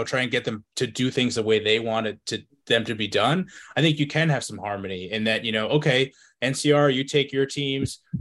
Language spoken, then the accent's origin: English; New Jersey, United States; my home state in New Jersey.